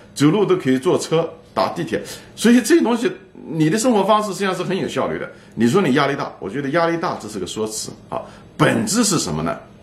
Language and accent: Chinese; China; 我们中国人